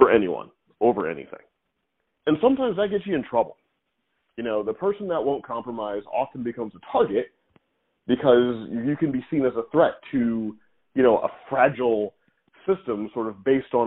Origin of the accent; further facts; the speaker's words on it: Missouri, United States; moved away; also born or lived in New York; I grew up in Missouri